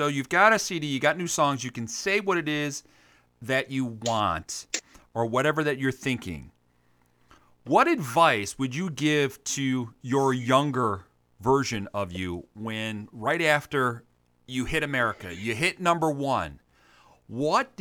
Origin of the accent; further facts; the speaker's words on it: United States; being an American